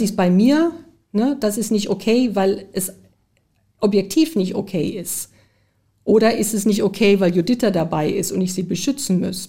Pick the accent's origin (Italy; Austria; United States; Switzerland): United States; moved away; ich bin zum Glück in den USA groß geworden